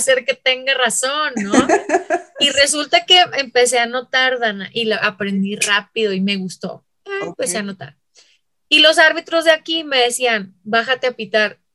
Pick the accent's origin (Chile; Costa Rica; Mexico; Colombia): Mexico; Chihuahua; accent: northern; moved away; soy de Chihuahua